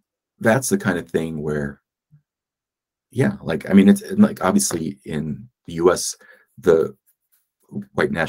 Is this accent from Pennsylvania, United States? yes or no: yes; Philadelphia, Pennsylvania, United States; moved away as an adult; my hometown of Philly